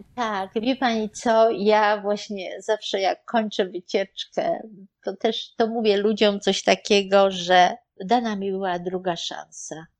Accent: Poland; moved away as an adult; also born or lived in Germany; now in New York, United States; wyjechaliśmy z Polski w 1987 roku ale byliśmy dwa lata w Niemczech

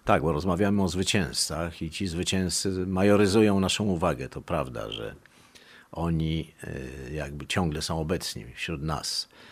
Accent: Warsaw, Masovian Voivodeship, Poland; born or raised there; first language Polish; also born or lived in Montenegro

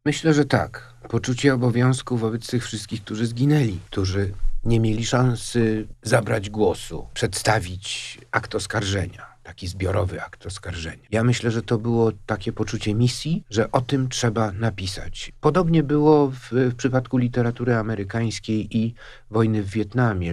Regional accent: Łódź, Łódź Voivodeship, Poland; się urodziłem w Łodzi w 1949 roku

